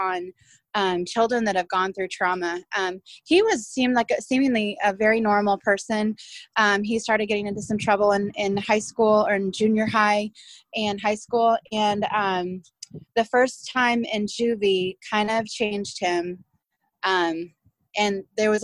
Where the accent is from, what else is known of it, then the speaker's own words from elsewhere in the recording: central Illinois, United States; now in Oklahoma, United States; I grew up mostly in Illinois, central Illinois